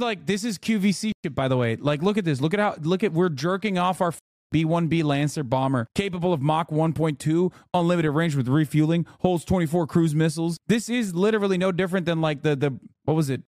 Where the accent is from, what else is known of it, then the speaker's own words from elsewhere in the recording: Iraq; now in United States; I'm a fing Iraqi